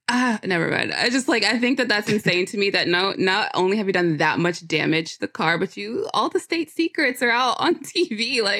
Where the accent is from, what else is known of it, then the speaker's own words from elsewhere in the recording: United States; And I think for me as an American